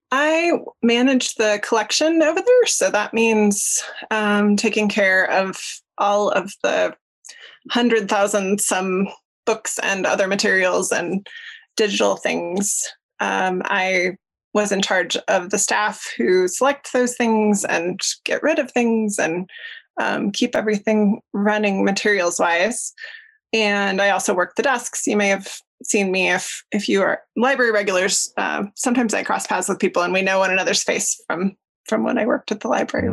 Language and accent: English; Denver, Colorado, United States; moved away as an adult; now in Jackson, United States; I grew up in Denver